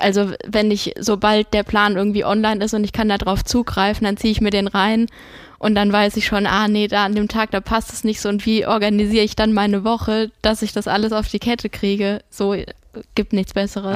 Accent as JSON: {"language": "German", "region": "Hesse", "country": "Germany", "accent": "Hessian", "said": "Ich kann mit Hessisch leider nicht dienen"}